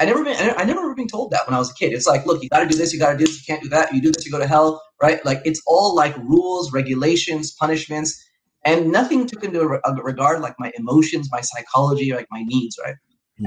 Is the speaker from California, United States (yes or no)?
yes; Los Angeles, California, United States; I was raised in Southern California. I was born in Los Angeles